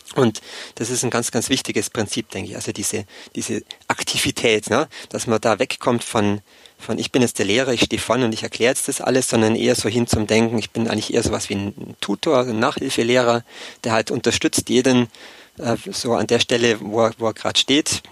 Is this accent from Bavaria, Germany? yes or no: yes; Allgäu, Bavaria, Germany; moved away as an adult; also born or lived in Erlangen; Ursprünglich komme ich aus dem Allgäu, aus dem kleinen Dorf